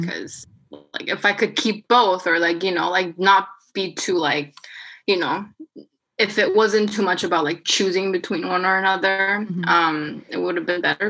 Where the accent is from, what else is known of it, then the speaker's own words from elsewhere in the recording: South Korea; first language Korean; English is a second language; moved away; this was back in Korea. Um, and you know like everybody's korean i'm korean like i'm only speaking korean at this point